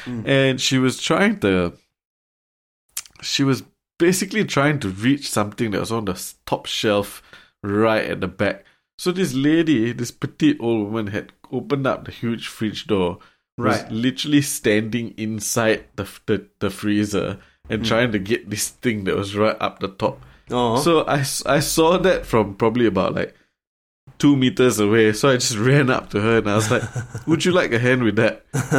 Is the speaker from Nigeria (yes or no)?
no; Singapore; that's the other gripe I had, I think, growing up in Singapore, because I very seldom heard people use please or thank you.